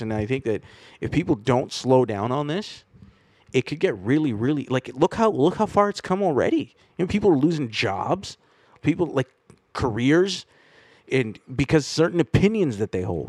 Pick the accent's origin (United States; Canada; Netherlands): Canada; It's just this is what the country that I grew up in. Like I'm about as Canadian as the next kid.